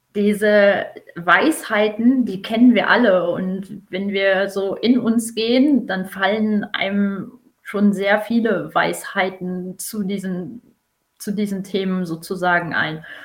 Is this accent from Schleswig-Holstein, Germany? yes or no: no; Emsland, Lower Saxony, Germany; bin gebürtige Emsländerin